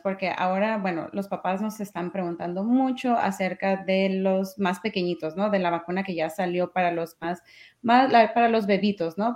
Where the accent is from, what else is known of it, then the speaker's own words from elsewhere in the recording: Mexico; yo soy mexicana